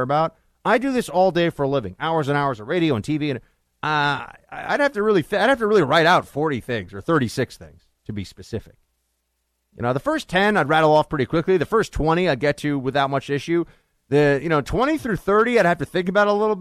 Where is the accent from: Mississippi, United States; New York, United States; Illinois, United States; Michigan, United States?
New York, United States; as a New Yorker